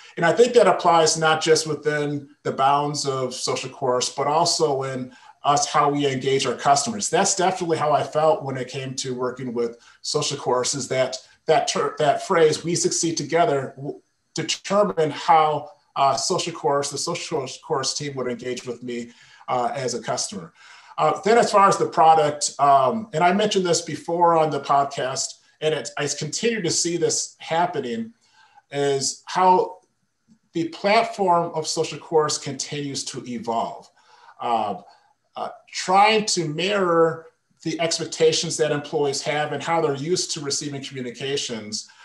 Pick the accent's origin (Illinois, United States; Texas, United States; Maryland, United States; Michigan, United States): Michigan, United States; moved away as an adult; also born or lived in Las Vegas; my wife and I relocated back to Michigan, which is my home state